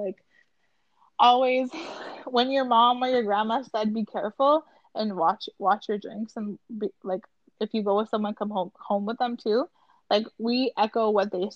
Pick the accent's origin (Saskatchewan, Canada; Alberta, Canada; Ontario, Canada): Ontario, Canada; Rockland; when I was 10, we were growing up in Ottawa, outside of Ottawa in like Rockland.